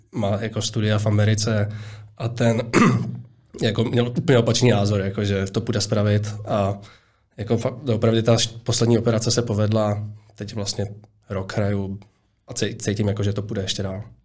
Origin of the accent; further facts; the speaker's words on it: Prague, Czechia; narodil jsem se na Zličíně